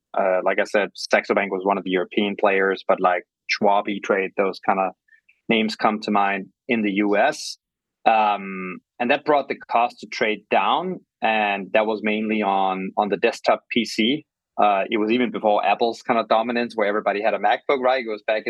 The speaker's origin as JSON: {"language": "English", "town": "Copenhagen", "region": "Capital Region of Denmark", "country": "Denmark", "also_born_or_lived": "London", "moved": "yes", "lives_now": "New York, United States", "said": "I'm originally from Copenhagen, now live in New York"}